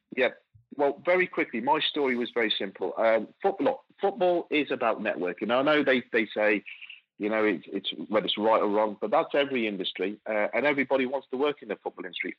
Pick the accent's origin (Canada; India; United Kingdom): United Kingdom; Coventry, West Midlands; growing up in Coventry. I'm born and bred in in, in, in the in England